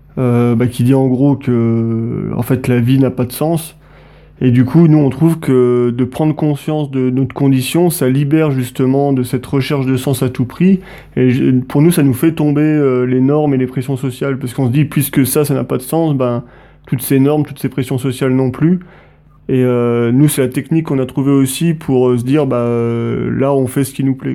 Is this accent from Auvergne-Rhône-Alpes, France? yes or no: yes; Montluçon, Auvergne-Rhône-Alpes, France; à l'origine, en fait, euh, avec, Hugo, on vient de Montluçon, dans le centre de la mhm. France